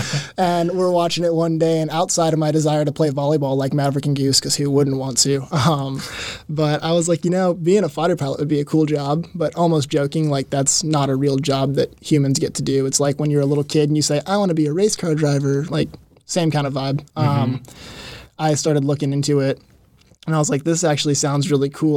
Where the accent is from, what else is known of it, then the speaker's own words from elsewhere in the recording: Mount Juliet, Tennessee, United States; Like five minutes down the road from St. Stephen's. So mm. been there, born and raised, 22 years.